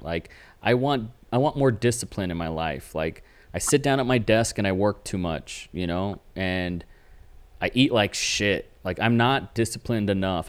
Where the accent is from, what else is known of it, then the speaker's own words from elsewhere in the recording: Texas, United States; I'm from Texas